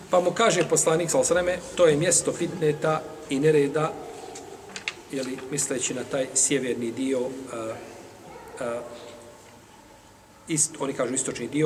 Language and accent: Croatian; Iraq; born there; ja sam rođen u Iraku, živim, imam irački pasoš na tom sam mjestu